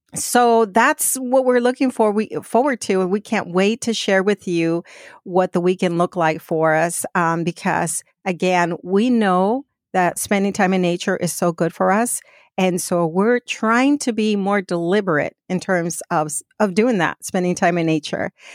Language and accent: English; Phoenix, Arizona, United States; I grew up in Phoenix